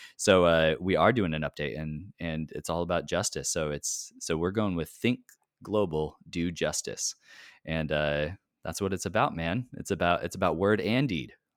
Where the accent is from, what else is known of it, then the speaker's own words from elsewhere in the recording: California, United States; now in Tacoma, United States; I'm a Californian, but I was coming directly from my home here in Tacoma